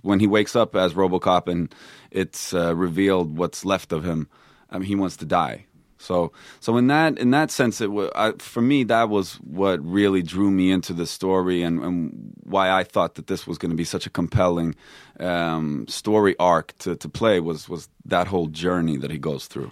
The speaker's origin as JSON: {"language": "English", "town": "Stockholm", "region": "Stockholm County", "country": "Sweden", "tie": "born or raised there", "also_born_or_lived": "Texas, United States", "moved": "yes", "lives_now": "United States", "said": "I grew up in Stockholm"}